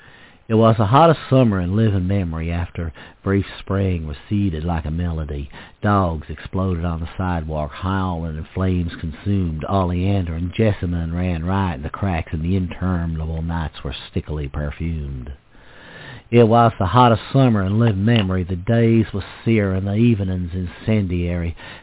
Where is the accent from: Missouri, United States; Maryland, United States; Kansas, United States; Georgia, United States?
Maryland, United States; Baltimore; also born or lived in South Carolina; I grew up in the South, in places like Harford County, Maryland, and Baltimore, and South Carolina.